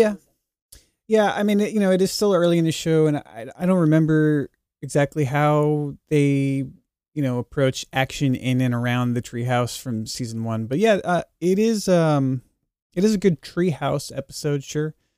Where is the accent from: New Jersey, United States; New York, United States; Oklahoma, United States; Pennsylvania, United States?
New York, United States; Long Island; I grew up on Long Island. I grew up riding those trains.